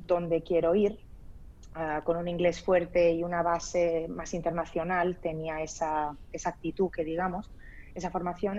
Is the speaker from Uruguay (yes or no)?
no; Spain; also born or lived in Lebanon; Yo nací en el Líbano, y me vine a España, bueno, me trajeron a España porque tenía un mes de edad. Entonces, bueno, eh, me crié aquí toda mi vida